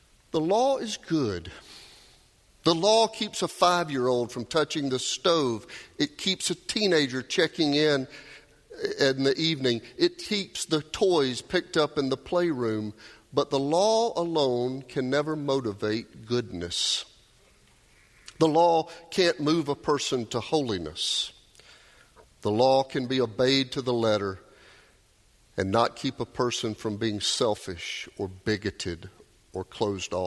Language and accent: English; Doraville, Georgia, United States; I grew up in Dorval. Y'all might know where that pool is. It's just down the hill from the Dorval MARTA station there